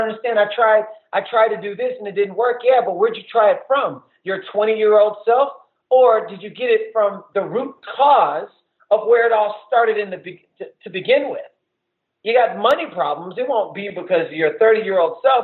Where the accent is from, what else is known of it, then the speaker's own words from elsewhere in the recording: the South, United States; I grew up in the South